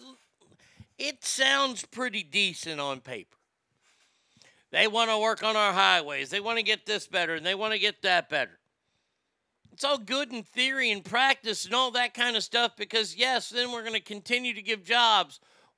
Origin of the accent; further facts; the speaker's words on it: California, United States; now in Nevada, United States; For Nevada elections, I've always voted red because I came from California. My philosophy is I left California for a reason.